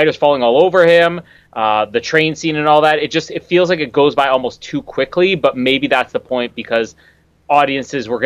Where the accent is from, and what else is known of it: Canada